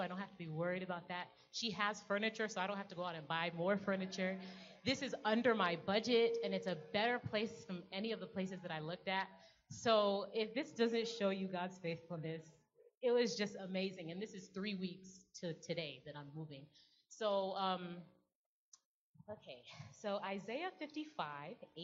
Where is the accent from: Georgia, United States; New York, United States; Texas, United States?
Georgia, United States; I'm from Georgia.